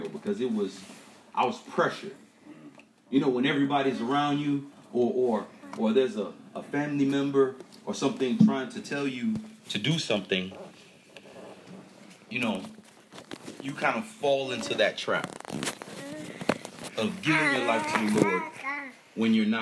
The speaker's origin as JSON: {"language": "English", "town": "Miami", "region": "Florida", "country": "United States", "tie": "born or raised there", "said": "I grew up in Miami. And I grew up in the ghetto in Liberty City"}